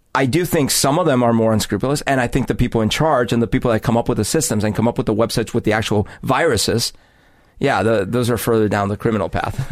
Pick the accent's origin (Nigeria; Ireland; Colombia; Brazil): Colombia; Bogotá; now in Seattle, United States; growing up in Bogota